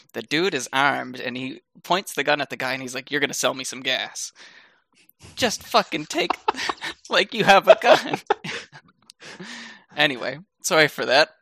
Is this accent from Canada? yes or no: yes; Canada; as a Canadian